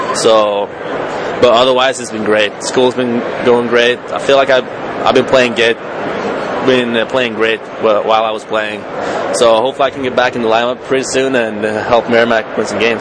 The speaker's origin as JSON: {"language": "English", "town": "Malmö", "region": "Skåne", "country": "Sweden", "tie": "born or raised there", "moved": "yes", "lives_now": "Boston, United States", "said": "in my hometown, it's actually soccer. That's the biggest sport. We have the best um, soccer team in Sweden, where I'm from"}